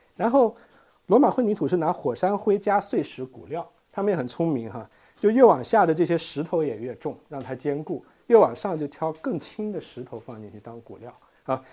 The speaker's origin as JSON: {"language": "Chinese", "country": "China", "said": "我们中国人"}